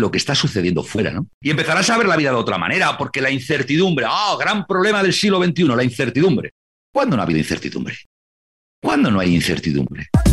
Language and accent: Spanish; Santander, Cantabria, Spain; Cuando yo era pequeño, y veía en casa de mis abuelos, en Santander, en Cantabria, en España